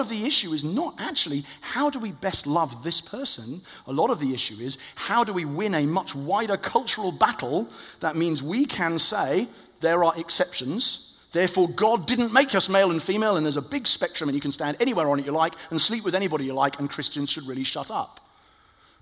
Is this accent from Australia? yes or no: no; United Kingdom; I am white British